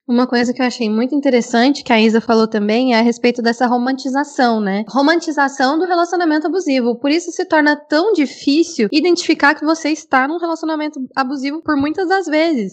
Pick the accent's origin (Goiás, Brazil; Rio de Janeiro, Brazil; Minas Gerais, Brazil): Goiás, Brazil; Goiânia; Eu sou de Goiânia